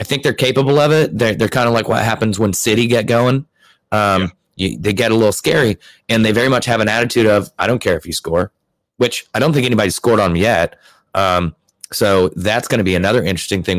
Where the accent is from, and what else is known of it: United States